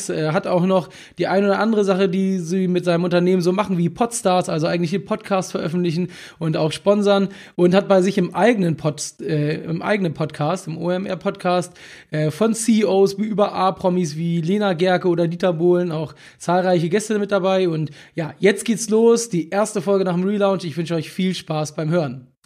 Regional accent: Hamburg, Germany; Heute mit jemandem aus meiner Heimatstadt, aus der wunderschönen Stadt Hamburg

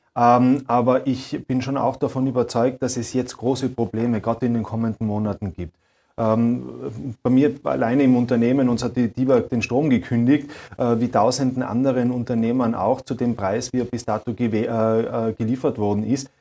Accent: Austria; Bei uns in Österreich mit diesem Spendierfeudalismus

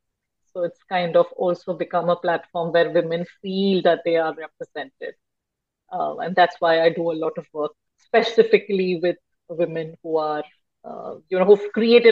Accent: India; moved away as an adult; now in Basel, Switzerland; Born and brought up in India.

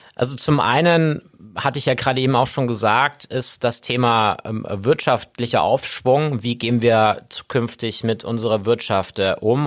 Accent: Augsburg, Bavaria, Germany; Ich bin gebürtiger Augsburger, bin hier geboren, bin hier aufgewachsen, genau genommen in Hornstetten

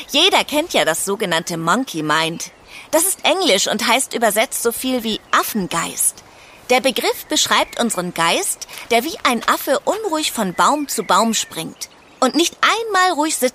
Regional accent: India; German is a second language; Wobei Yoga kein Sport für einen Wettkampf ist, sondern ein sehr altes Übungssystem aus meiner Heimat

